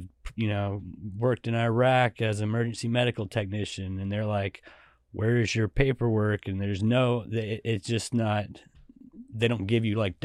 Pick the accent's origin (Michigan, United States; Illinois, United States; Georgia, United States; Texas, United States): Georgia, United States; I grew up at the first part of it kind of on a farm.